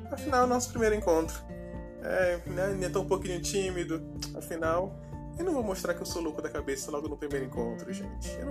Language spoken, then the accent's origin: Portuguese; Ananindeua, Pará, Brazil; accent: Pará chiado; now in Florianópolis, Brazil; Eu, por exemplo, sou natural de Ananindeua, que fica ali na Grande Belém, no Pará. Sim, gente, eu sou paraense. Talvez vocês tenham percebido um pouco com relação ao meu chiado.